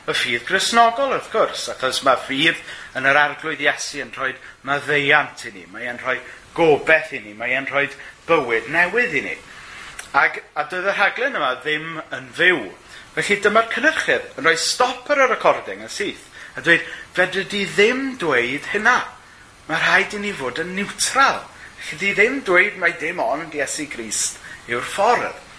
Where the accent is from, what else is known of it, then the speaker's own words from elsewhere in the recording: Wales, United Kingdom; wy'n gwrando ar Radio Cymru, wrth gwrs, yn ôl fy nyletswydd fel Cymro.